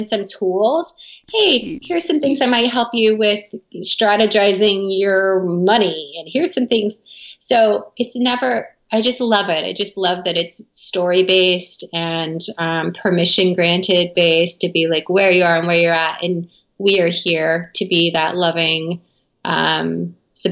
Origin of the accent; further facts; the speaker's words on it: the South, United States; I grew up in the South in America